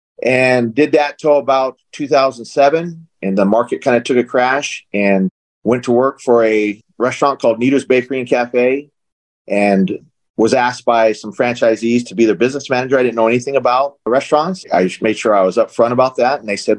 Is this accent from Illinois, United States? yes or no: no; Arizona, United States; also born or lived in California; I was born in California, raised in Arizona